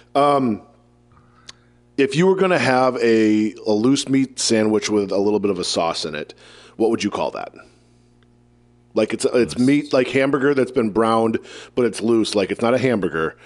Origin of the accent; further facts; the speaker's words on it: Iowa, United States; I'm from Iowa